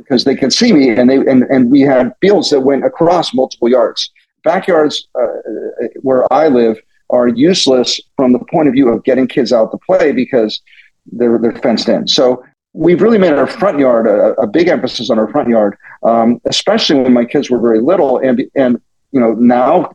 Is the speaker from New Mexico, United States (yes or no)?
no; Pittsburgh, Pennsylvania, United States; born or raised there; now in Silicon Valley, United States